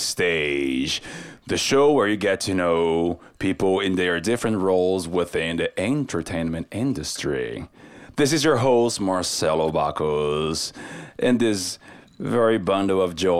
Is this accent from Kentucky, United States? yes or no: yes; Kentucky, United States; Oh, you guys, they don't know that I'm actually born and raised in Kentucky.